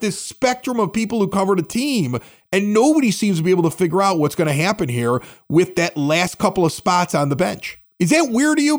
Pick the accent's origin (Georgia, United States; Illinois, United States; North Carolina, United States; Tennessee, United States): Illinois, United States; Chicago; moved away; also born or lived in Southern California; I'm looking for Chicago radio 'cause I miss my hometown